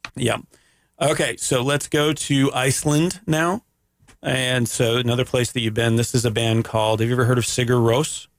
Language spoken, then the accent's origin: English; Canada; I'm from Canada